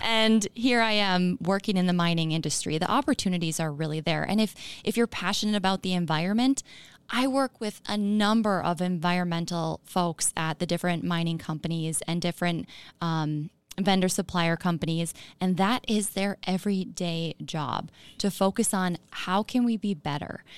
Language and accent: English; Chisholm, Minnesota, United States; also born or lived in Duluth; I'm from Chisholm on the Iron Range. Um, grew up there in a mining household